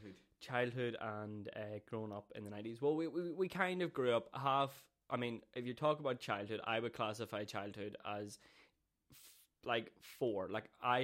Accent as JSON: {"language": "English", "town": "Downpatrick", "region": "Northern Ireland", "country": "United Kingdom", "tie": "born or raised there", "also_born_or_lived": "Belfast", "said": "I grew up in Downpatrick, and I was split between Downpatrick, and I spent my weekends in Belfast with my dad."}